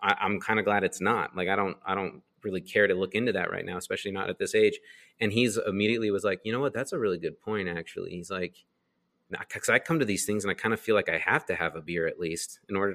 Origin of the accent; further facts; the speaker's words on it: Las Vegas, Nevada, United States; I grew up in Las Vegas